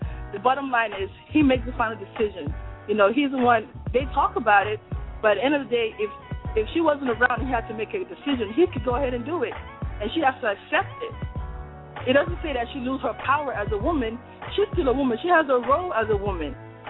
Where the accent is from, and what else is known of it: Nigeria